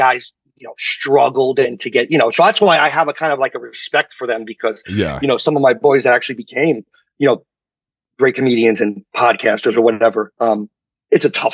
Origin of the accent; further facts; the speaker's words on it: New York City, New York, United States; moved away as an adult; now in Los Angeles, United States; you grow up in Queens, you gotta have that, the ball busting mentality